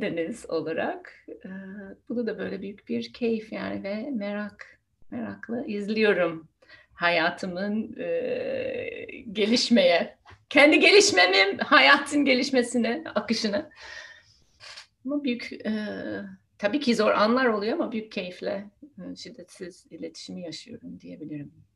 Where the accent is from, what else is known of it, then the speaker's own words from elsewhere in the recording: United States; first language English; Turkish is a second language; moved away as an adult; now in Turkey; aslında Amerika'da doğdum, büyüdüm. Ana dilim İngilizce. Şimdi burada Türkiye'de yaşıyorum